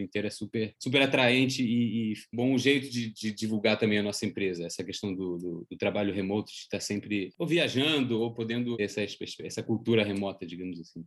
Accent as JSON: {"language": "Portuguese", "country": "Switzerland", "tie": "born or raised there", "also_born_or_lived": "Brazil", "moved": "yes", "said": "eu que nasci aqui na Suíça, resolvi voltar, morar aqui na minha, na minha terra natal"}